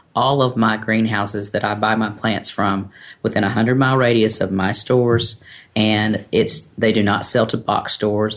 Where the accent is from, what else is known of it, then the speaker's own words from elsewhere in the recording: North Carolina, United States; now in Texas, United States; I am originally from North Carolina